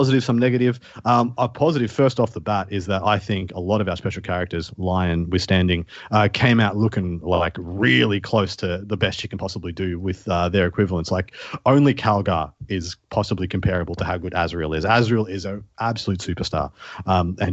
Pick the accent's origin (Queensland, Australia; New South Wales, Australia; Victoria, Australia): Victoria, Australia; Melbourne; a very tall bridge in my hometown, Melbourne, called the Westgate Bridge